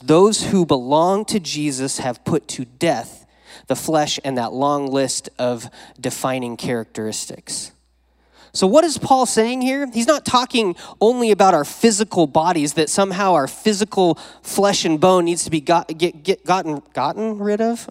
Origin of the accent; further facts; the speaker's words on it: Wyoming, United States; now in Modesto, United States; I didn't grow up around here. I grew up in Wyoming.